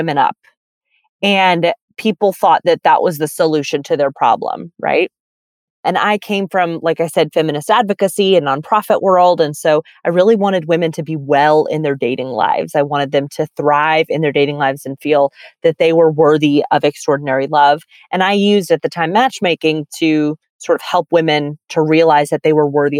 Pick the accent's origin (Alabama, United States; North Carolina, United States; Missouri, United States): Alabama, United States; Birmingham; also born or lived in San Francisco; now in New York City, United States; I grew up in Birmingham, Alabama, right? So it was a very deep South context